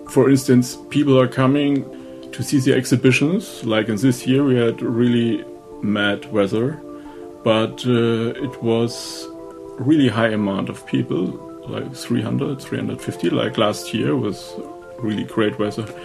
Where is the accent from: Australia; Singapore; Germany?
Germany; Oppenheim, Rhineland-Palatinate; English is a second language; I'm from Oppenheim